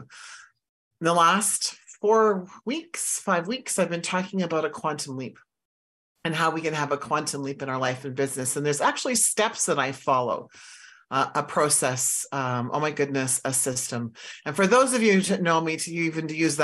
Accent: Saskatchewan, Canada; I grew up in Saskatchewan

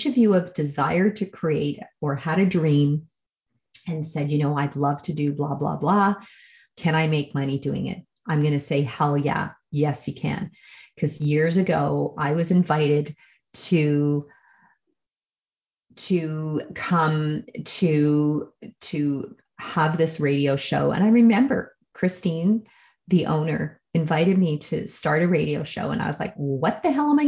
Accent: Canada; I'm a Canadian

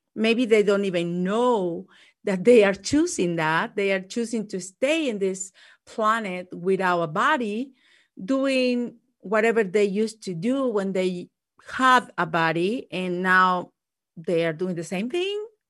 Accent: Mexico; English is a second language; moved away; growing up in Mexico

